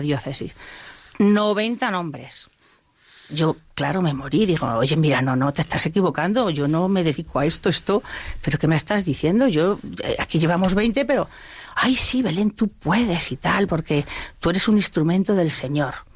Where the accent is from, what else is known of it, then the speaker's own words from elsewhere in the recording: Spain; yo soy española